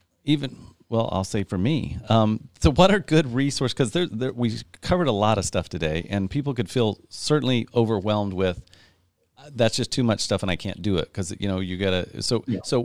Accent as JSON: {"language": "English", "region": "Midwest", "country": "United States", "tie": "born or raised there", "said": "I grew up in the Midwest"}